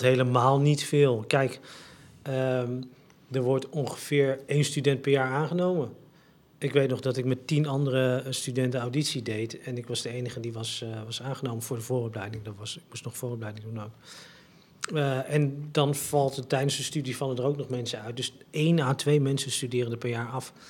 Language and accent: Dutch; Het Gooi, North Holland, Netherlands; ik als een Gooise jongeman waar ik ben opgegroeid